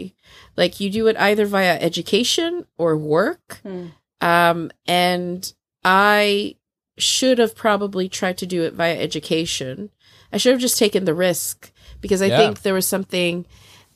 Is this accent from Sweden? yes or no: yes; Sweden; accent: American; also born or lived in London; I grew up in Sweden. I'm born and raised in Sweden, but my dad's from Hong Kong